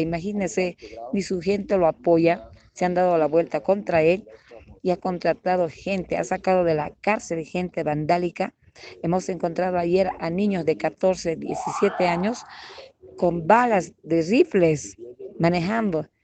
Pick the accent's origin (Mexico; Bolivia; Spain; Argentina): Bolivia; La policía boliviana, que somos el 80% de los de bajo rango, son indígenas